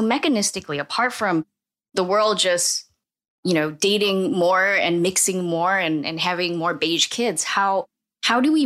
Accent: Singapore; now in United States; growing up in Singapore

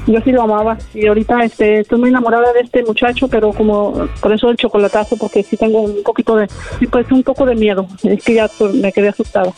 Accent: San Luis Potosí, Mexico; yo soy de San Luis también

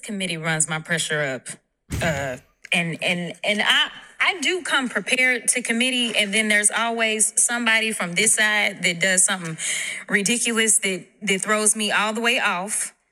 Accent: Texas, United States; I'm from Texas

